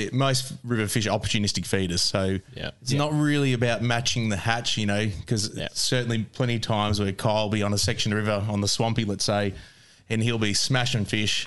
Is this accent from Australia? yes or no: yes; Bacchus Marsh, Victoria, Australia; I'm from Bacchus Marsh as well, so it's close by.